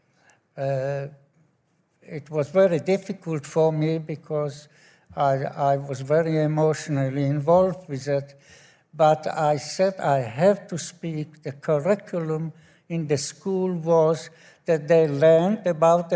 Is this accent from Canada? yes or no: no; Slovakia; moved away as an adult; now in Ireland; I was born in Slovakia